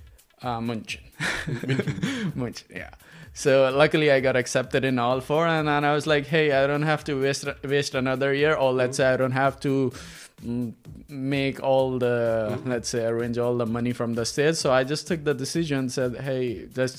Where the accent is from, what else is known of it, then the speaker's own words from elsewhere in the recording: Pakistan; moved away; I'm from Pakistan, and I'm by profession a civil engineer